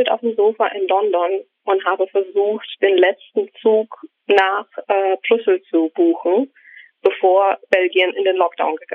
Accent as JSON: {"language": "German", "country": "Ukraine", "tie": "born there", "second_language": "German", "said": "ich bin in der Ukraine geboren worden, ähm, als es damals die Ukraine nicht gab, sondern die Sowjetunion."}